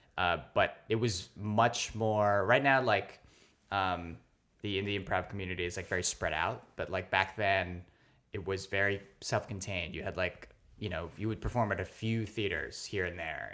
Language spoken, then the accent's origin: English; New York City, New York, United States; also born or lived in Philippines / Staten Island; I was born in the Philippines, actually, but then I grew up not uh, too far from where we are recording right now. I grew up in Stuyvesant Town.